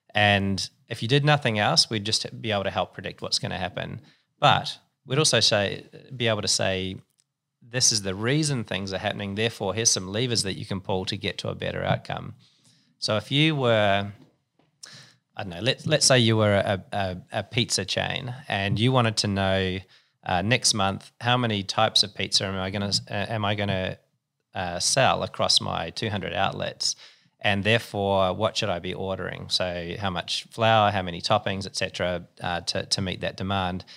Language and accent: English; New Zealand; moved away as an adult; also born or lived in Singapore; now in Sydney, Australia; I'm a Kiwi.